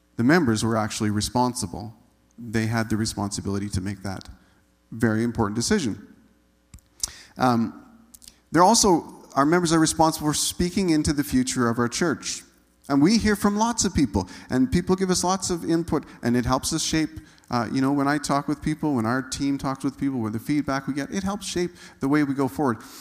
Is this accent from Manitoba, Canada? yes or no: yes; Manitoba, Canada; moved away as an adult; also born or lived in Saskatchewan; I grew up in Manitoba